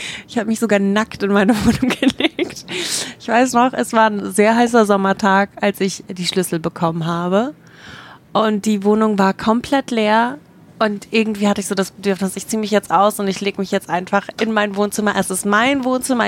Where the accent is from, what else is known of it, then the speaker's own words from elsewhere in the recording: Germany; Ich bin in Deutschland geboren